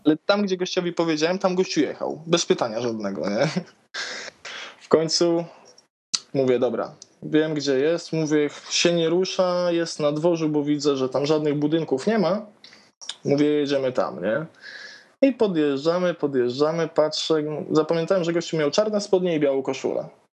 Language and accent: Polish; Toruń, Kuyavian-Pomeranian Voivodeship, Poland; jestem z Torunia